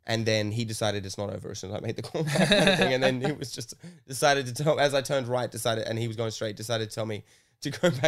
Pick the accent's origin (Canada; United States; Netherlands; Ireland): Ireland; I could have yelled, I'm from Ireland.